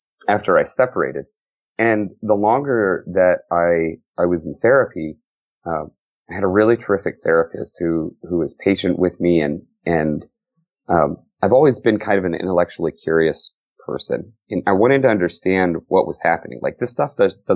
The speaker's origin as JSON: {"language": "English", "region": "Texas", "country": "United States", "tie": "born or raised there", "said": "I grew up in Texas."}